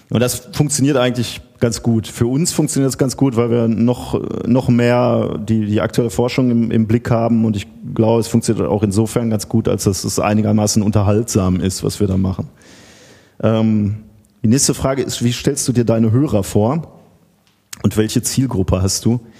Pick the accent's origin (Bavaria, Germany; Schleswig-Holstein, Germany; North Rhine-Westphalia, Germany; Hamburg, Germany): North Rhine-Westphalia, Germany; Gelsenkirchen; Äh, ich komme aus Gelsenkirchen, bin also ein Kind des Ruhrgebiets